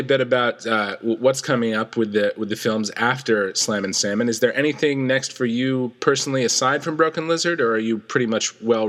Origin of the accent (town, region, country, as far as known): Oneonta, New York, United States